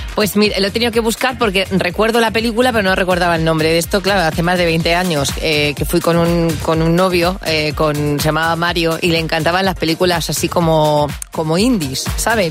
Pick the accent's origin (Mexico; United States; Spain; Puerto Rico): Spain; los españoles